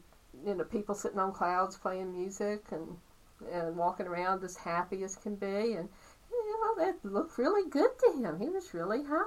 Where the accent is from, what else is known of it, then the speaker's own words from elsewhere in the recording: Meadows of Dan, Virginia, United States; also born or lived in Danbury, North Carolina / Stuart, Virginia; So I was brought here at 3 days old to Meadows of Dan. Lived here most of my life.